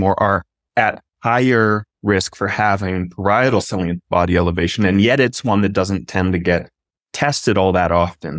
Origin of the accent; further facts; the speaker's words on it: Arizona, United States; I grew up in Arizona